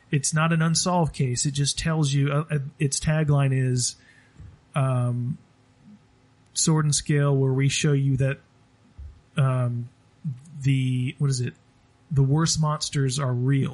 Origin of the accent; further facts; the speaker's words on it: Ocilla, Georgia, United States; I was born in Ocilla, Georgia